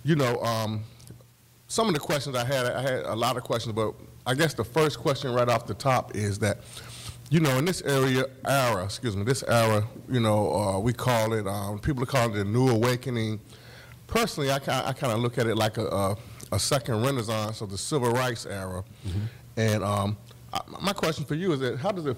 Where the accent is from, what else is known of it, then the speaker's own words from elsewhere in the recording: Norfolk, Virginia, United States; I grew up in Norfolk